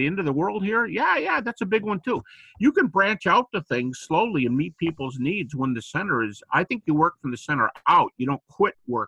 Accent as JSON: {"language": "English", "country": "United States", "said": "I'm an American"}